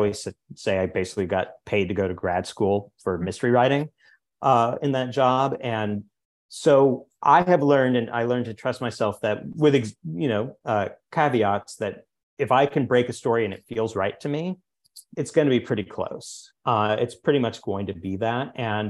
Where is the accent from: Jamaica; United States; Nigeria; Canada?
United States; the Ozarks; I'm from the Ozarks originally. So a lot of my earlier work takes place with like poor white criminals, kind of hard scrabble through the world.